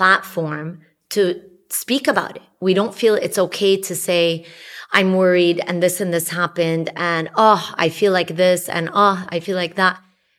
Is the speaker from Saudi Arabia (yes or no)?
yes; Saudi Arabia; Yeah, we grew up together in Saudi Arabia.